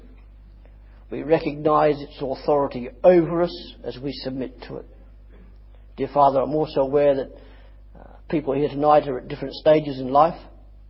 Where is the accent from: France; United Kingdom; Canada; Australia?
Australia; I'm Australian